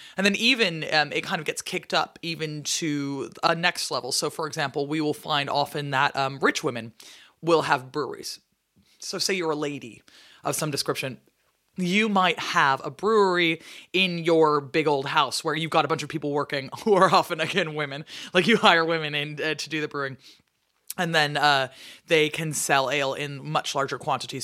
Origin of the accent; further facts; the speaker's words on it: Seattle, Washington, United States; I'm from Seattle